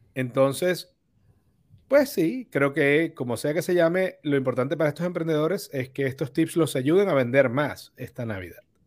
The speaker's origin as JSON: {"language": "Spanish", "country": "Venezuela", "said": "tú y yo somos venezolanos"}